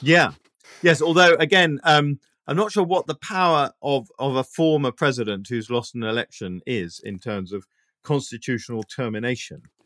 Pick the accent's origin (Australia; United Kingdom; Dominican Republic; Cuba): United Kingdom; being British